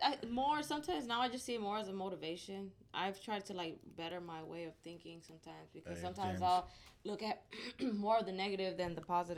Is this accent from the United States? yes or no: yes; Richmond, Texas, United States; also born or lived in Los Angeles, California; I started fourth grade out here, finished third grade out there